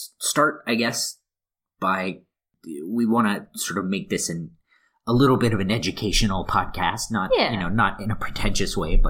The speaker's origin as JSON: {"language": "English", "region": "Texas", "country": "United States", "also_born_or_lived": "New Zealand / New York / Liverpool / Glasgow", "moved": "yes", "lives_now": "Luxembourg", "said": "I'm originally from Texas."}